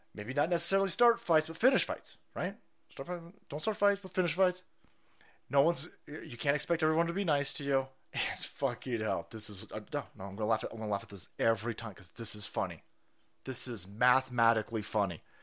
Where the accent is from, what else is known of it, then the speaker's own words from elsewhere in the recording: United States; as an American